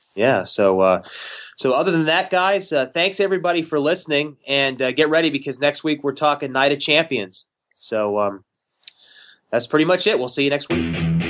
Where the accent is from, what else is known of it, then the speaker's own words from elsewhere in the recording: Houston, Texas, United States; my hometown, Houston, Texas.